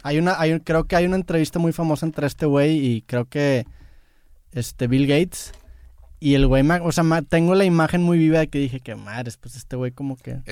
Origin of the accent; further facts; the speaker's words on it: Mexico; soy mexicano